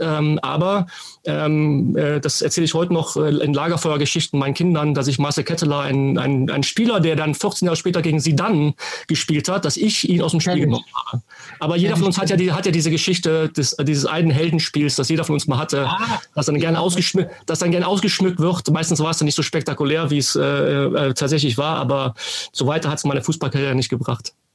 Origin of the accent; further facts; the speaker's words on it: Viersen, North Rhine-Westphalia, Germany; Ich bin in Viersen groß geworden